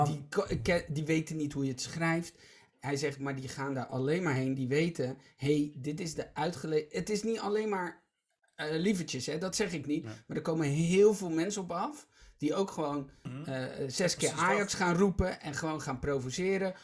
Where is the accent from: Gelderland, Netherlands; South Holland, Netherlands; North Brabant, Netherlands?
South Holland, Netherlands; Rotterdam; ik uit Rotterdam-Zuid kom